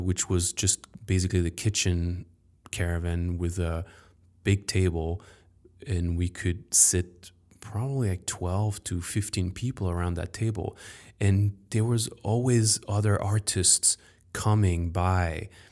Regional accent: Paris, Île-de-France, France; I grew up in Paris

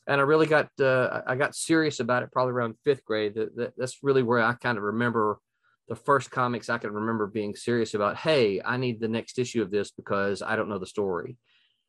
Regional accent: Mississippi, United States; I grew up in Mississippi

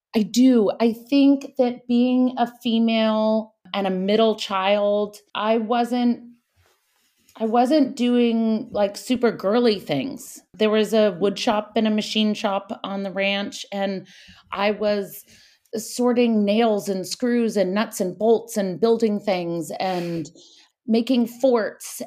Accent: Napa, California, United States; moved away as an adult; also born or lived in Paris / New York; I was born in Napa, and I have two brothers, an older brother and a younger brother. And my dad owned a, a winery.

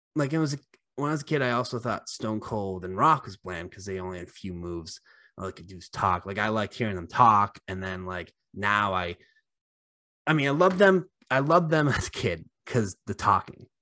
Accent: Haverhill, Massachusetts, United States; we're obviously both from Mass, and John Cena's from West Newbury, and not just from Mass, like, Uh, we're both from Haverhill

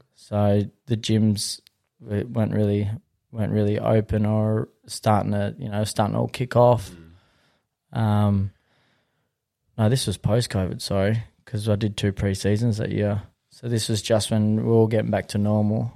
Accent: Western Australia, Australia; I'm from this area

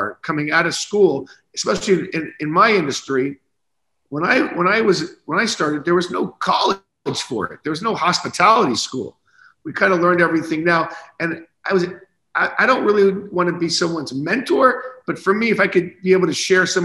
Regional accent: Naples, Florida, United States; as a young boy growing up in Naples, Florida, with a bunch of retirees around you

